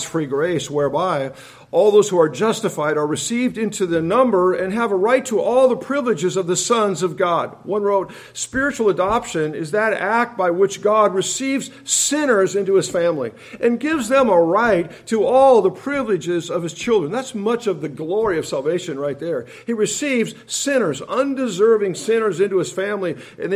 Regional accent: Tacoma, Washington, United States; I'm from Tacoma

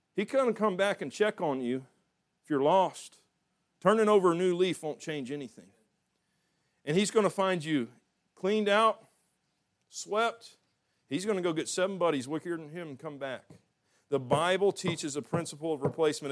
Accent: the South, United States; I'm from the South

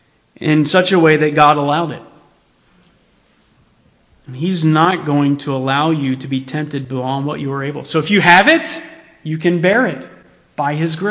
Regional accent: United States; as American Christians

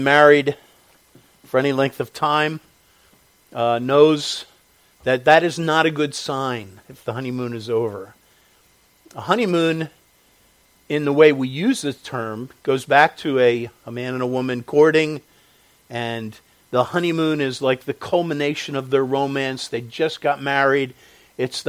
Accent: Chester County, Pennsylvania, United States; also born or lived in Delaware County, Pennsylvania / Lancaster County, Pennsylvania; I was born in Delaware County, raised in Chester County.

